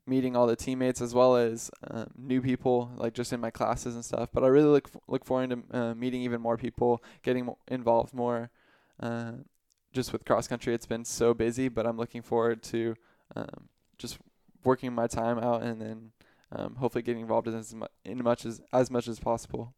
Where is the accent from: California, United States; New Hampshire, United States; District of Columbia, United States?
California, United States; Riverside; I'm from Riverside, California.